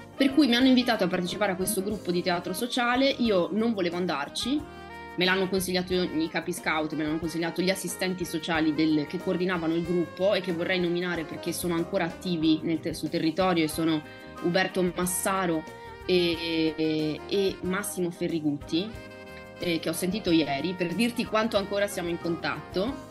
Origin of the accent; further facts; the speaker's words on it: Favaro Veneto, Veneto, Italy; accent: Venetian; first language Venetian; Italian is a second language; moved away as an adult; also born or lived in Rome; Favaro Veneto, che è il mio paese natio